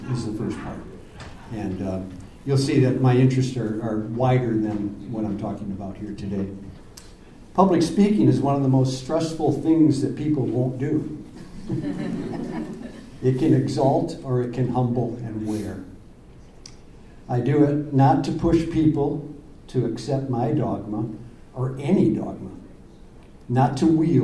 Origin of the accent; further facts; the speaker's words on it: Ashland, United States; I'm from out of town. I'm from Ashland.